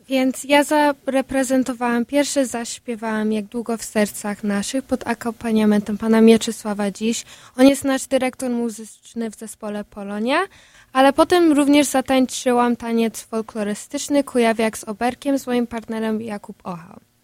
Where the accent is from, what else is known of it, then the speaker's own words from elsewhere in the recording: Chicago, Illinois, United States; ja właśnie się urodziłam tutaj w Stanach Zjednoczonych